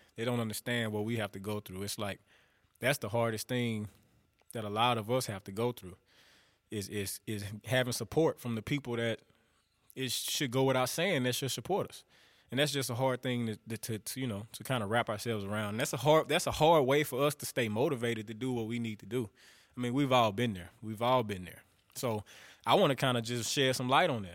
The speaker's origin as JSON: {"language": "English", "region": "northern Louisiana", "country": "United States", "said": "I'm from the South. I'm from Louisiana. I'm from up north, though."}